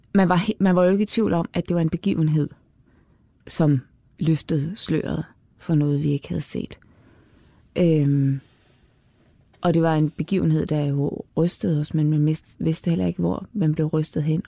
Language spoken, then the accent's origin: Danish; Denmark; vi som danskere